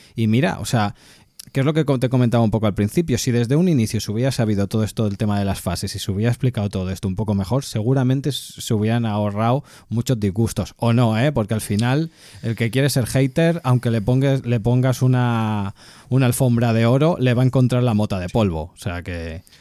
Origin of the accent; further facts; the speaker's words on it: Catalonia, Spain; soy catalán